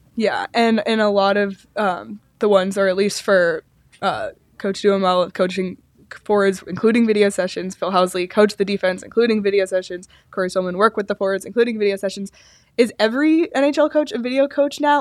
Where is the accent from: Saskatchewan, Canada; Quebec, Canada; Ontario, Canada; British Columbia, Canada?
Ontario, Canada; Toronto; moved away; I grew up in Toronto